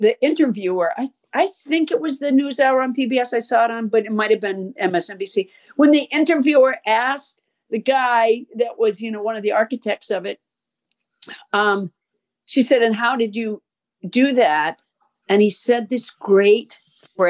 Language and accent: English; Massachusetts, United States; moved away; I'm from Massachusetts